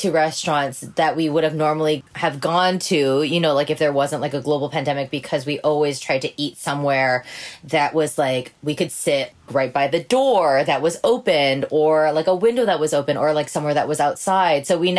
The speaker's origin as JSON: {"language": "English", "region": "Hawaii", "country": "United States", "also_born_or_lived": "San Francisco, United States", "moved": "as an adult", "said": "so I'm originally from Hawaii, and my entire family is back there except for my younger brother, who currently lives in Colorado."}